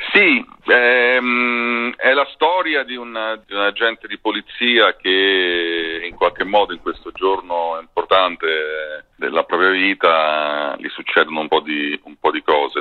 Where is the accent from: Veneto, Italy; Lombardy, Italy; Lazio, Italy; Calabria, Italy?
Lazio, Italy; Rome; da romano